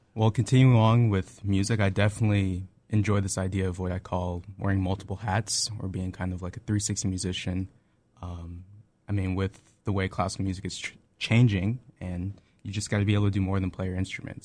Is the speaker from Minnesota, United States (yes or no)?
no; Tampa, Florida, United States; I'm originally from Tampa, Florida. It's my hometown